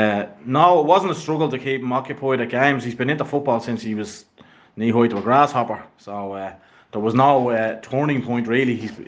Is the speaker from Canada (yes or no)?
no; Dublin, Leinster, Ireland; now in Ballybrack, Ireland; I'm originally from Talla, and then I moved to Ballybrack.